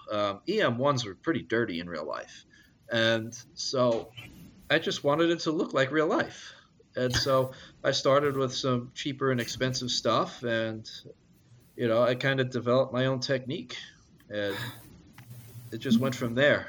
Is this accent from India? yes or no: no; Long Island, New York, United States; growing up on Long Island, I just uh, I loved the diesel engines